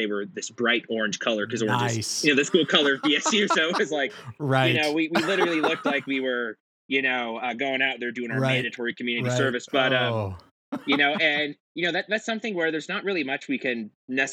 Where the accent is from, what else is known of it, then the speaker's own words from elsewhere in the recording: Silicon Valley, California, United States; now in Boise, United States; growing up in California and in Silicon Valley